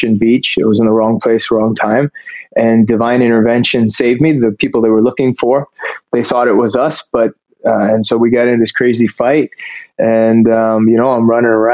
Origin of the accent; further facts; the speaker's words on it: Canada; moved away as an adult; now in California, United States; I grew up in Canada